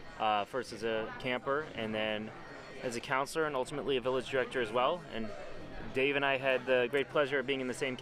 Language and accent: English; Evanston, Illinois, United States; also born or lived in Highland Park, Illinois; originally from Evanston, Illinois, current resident of Highland Park, Illinois, like Jeff.